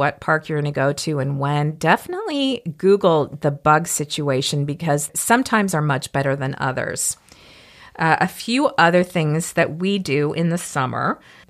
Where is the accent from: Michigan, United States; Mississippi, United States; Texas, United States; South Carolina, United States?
Mississippi, United States; I am from Mississippi, so I know mosquitoes